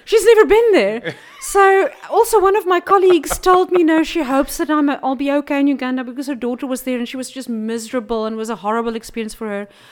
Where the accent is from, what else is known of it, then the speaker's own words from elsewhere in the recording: Namibia; now in South Africa; I grew up in Namibia and everything's flat.